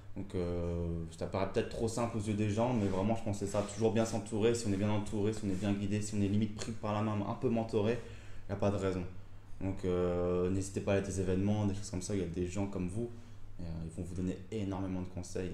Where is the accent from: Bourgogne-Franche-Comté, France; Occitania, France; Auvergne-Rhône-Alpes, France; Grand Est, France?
Grand Est, France; Reims; also born or lived in Épernay; je suis originaire de Champagne, Reims et Pernay